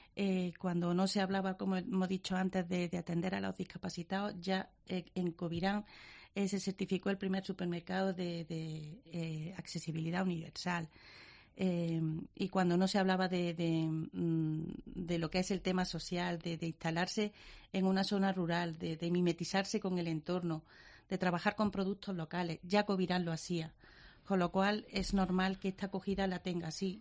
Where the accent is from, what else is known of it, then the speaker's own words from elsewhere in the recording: Montilla, Andalusia, Spain; now in Granada, Spain; en mi pueblo que es Montilla de pura cepa